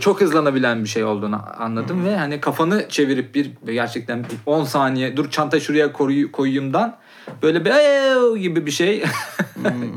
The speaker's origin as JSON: {"language": "Turkish", "region": "Konya", "country": "Turkey", "said": "bizim Konya'da"}